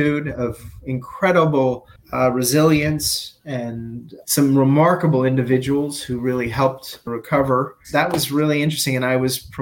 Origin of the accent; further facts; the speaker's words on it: New York City, New York, United States; moved away as an adult; also born or lived in Toronto / Dubai; I went back to New York and I'm a New Yorker